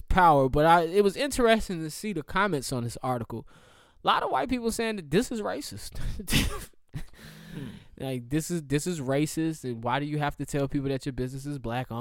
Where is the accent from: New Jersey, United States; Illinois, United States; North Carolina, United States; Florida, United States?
North Carolina, United States; Charlotte; growing up in Charlotte